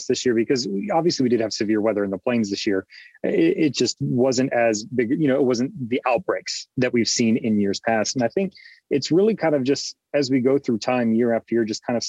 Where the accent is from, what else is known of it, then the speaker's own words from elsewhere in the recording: Georgia, United States; I was born and raised in Georgia.